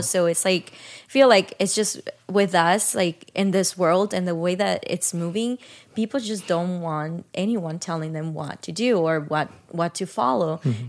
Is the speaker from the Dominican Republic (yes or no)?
yes; Dominican Republic; now in United States; I grew up in Dominican Republic